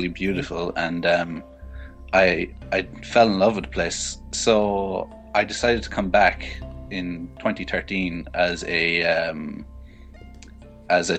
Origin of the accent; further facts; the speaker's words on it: County Cork, Munster, Ireland; I'm from County Cork down in the south of Ireland.